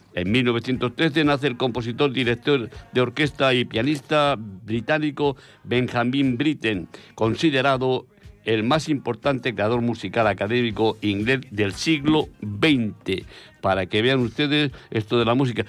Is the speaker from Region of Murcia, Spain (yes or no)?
yes; Abanilla, Region of Murcia, Spain; moved away; el pueblo que me vio nacer y que me, soporta cuando voy, en Abanilla, Murcia